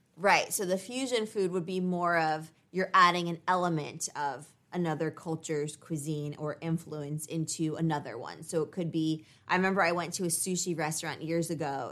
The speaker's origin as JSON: {"language": "English", "country": "United States"}